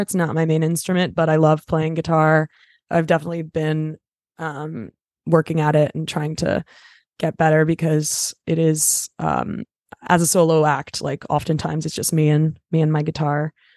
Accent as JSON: {"language": "English", "town": "Los Angeles", "region": "California", "country": "United States", "tie": "born or raised there", "said": "I'm from L A, I'm a Valley girl"}